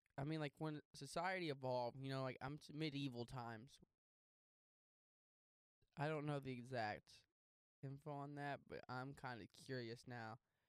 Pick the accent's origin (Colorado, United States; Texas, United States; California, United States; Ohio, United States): Texas, United States; growing up in Texas